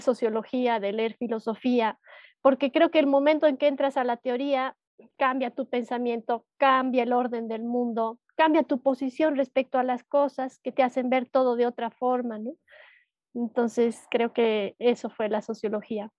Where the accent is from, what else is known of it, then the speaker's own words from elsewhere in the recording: Cochabamba, Bolivia; soy de Bolivia, soy de Cochabamba